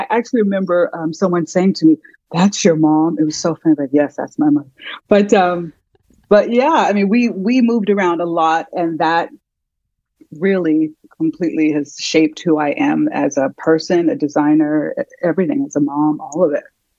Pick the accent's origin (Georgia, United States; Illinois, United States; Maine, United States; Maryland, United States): Illinois, United States; Chicago; born there; But yes, I was born in Chicago, and my mom has always been a single mom.